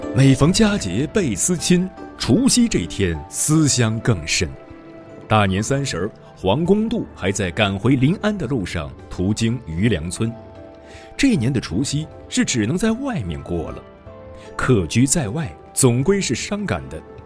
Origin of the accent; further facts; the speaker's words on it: Hunan, China; 我老家湖南